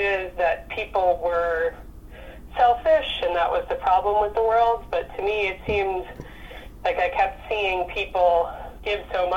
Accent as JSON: {"language": "English", "town": "Rhinebeck", "region": "New York", "country": "United States", "tie": "born or raised there", "also_born_or_lived": "Boston", "moved": "as an adult", "lives_now": "Portland, United States", "said": "I grew up right in Rhinebeck"}